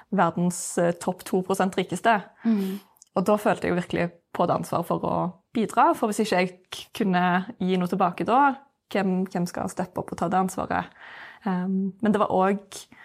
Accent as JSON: {"language": "Norwegian", "country": "Norway", "tie": "born or raised there", "said": "jeg har vokst opp i Norge"}